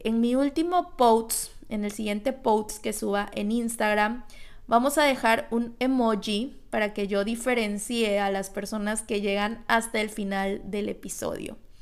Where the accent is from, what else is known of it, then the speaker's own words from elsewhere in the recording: Tlalixcoyan, Veracruz, Mexico; moved away; yo vengo de un pueblito de Veracruz con una familia de clase media